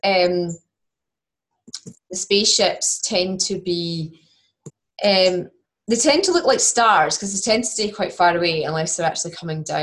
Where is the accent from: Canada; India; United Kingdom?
United Kingdom; Scotland; accent: Scottish; my Scottish accent